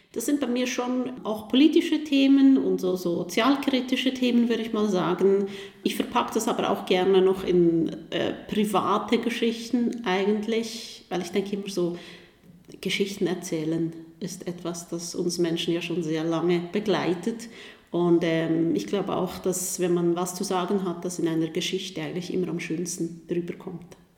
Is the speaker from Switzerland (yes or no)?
yes; Switzerland; Als Schweizerin